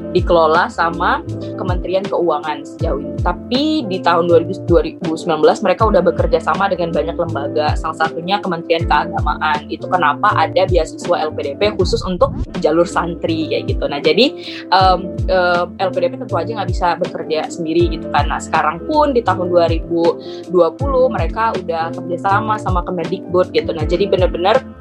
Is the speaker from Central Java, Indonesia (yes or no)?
no; Palembang, South Sumatra, Indonesia; moved away; Palembang aku.